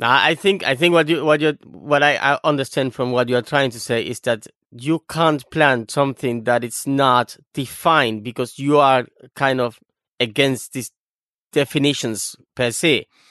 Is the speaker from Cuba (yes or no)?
yes; Cuba; first language Spanish; English is a second language; "My mother tongue is Spanish," since I'm a Cuban